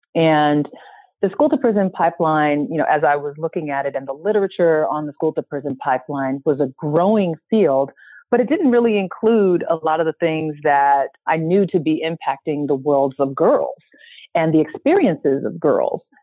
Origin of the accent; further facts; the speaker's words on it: San Francisco, California, United States; I'm from San Francisco and grew up in a family and community that was always very concerned about civil rights